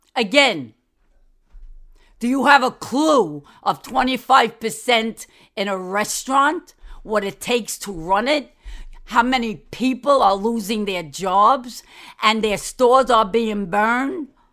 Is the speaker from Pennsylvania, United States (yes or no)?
no; New York City, New York, United States; I'm a New Yorker. I was born, I was raised, my mother died there, my father died there, and my brother died there. Downtown Manhattan. You like the accent?